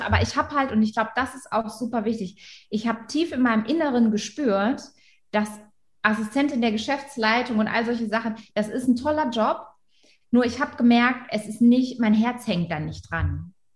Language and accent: German; Wilhelmshaven, Lower Saxony, Germany; Da bin ich aufgewachsen in Wilhelmshaven